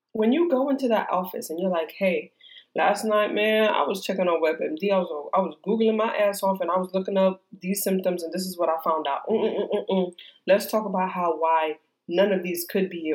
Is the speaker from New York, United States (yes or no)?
yes; New York, United States; moved away as an adult; also born or lived in Georgia; I'm from New York. All of my care has ever only been in New York